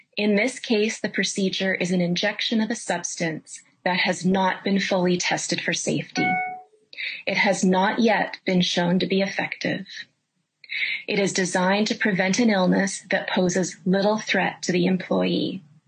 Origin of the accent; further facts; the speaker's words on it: Canada; I'm a Canadian